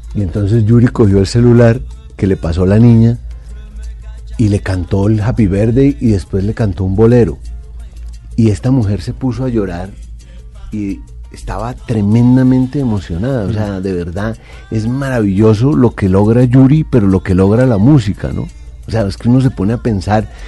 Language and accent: Spanish; Colombia; somos los colombianos